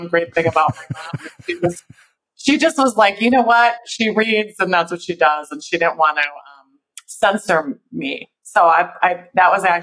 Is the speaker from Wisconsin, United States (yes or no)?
yes; Milwaukee, Wisconsin, United States; also born or lived in San Diego; I'm actually from Milwaukee, but I spent the first few years of my life in San Diego. My dad was in the Navy, and we actually moved back to Milwaukee when I was about four